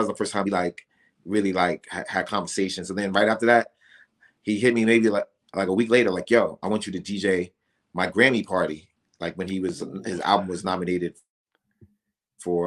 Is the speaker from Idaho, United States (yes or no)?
no; New York, United States; moved away; also born or lived in Atlanta; I can't say I'm from Atlanta, but I'm from Atlanta. And I just, you know, like, but I'm also from New York.